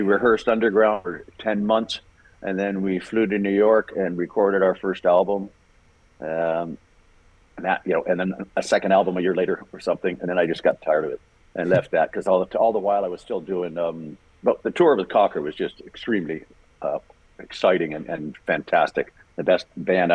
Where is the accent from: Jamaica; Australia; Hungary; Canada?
Canada; also born or lived in Ireland / Toronto; I was born in Ireland, came to Canada, and when we were like, I was five